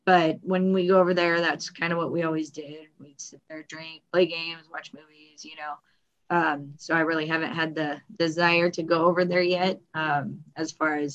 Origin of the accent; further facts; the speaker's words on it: Glendale, California, United States; I was born in Glendale. We lived in the same spot till I was about 14.